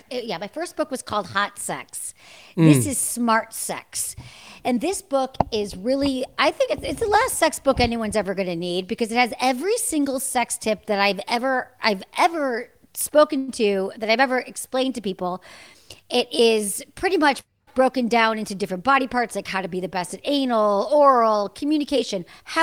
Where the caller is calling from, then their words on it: Santa Monica, California, United States; I'm in Los Angeles. I'm in Santa Monica, California, to be specific.